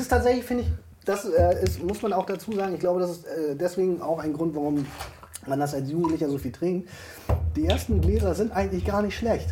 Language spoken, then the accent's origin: German; Hamburg, Germany; Wir, wir kommen beide übrigens aus Hamburg